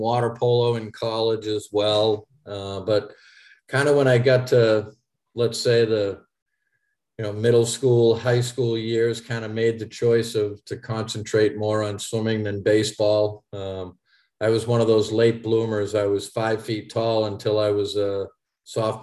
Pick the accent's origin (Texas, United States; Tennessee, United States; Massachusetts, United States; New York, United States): Massachusetts, United States; Haverhill; I grew up in Eastern Massachusetts in Haverhill, Massachusetts.